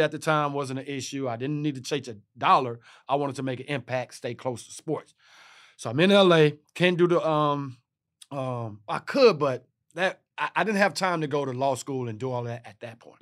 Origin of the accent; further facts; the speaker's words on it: Texas, United States; I'm from Texas